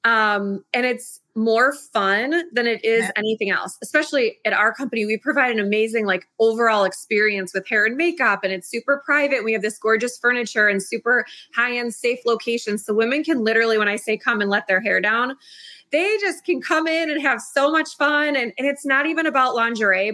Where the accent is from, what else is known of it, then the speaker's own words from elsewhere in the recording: Chicago, Illinois, United States; my hometown of Chicago